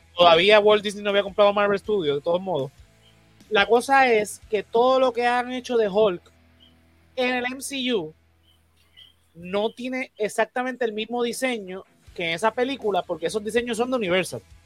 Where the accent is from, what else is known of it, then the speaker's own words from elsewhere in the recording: Puerto Rico; los boricuas nos encanta la Navidad